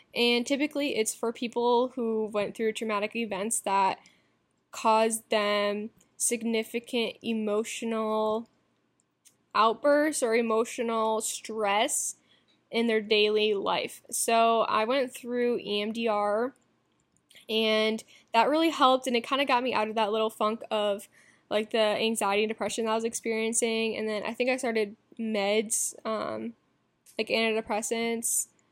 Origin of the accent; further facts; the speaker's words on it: Iowa, United States; My hometown's back in Iowa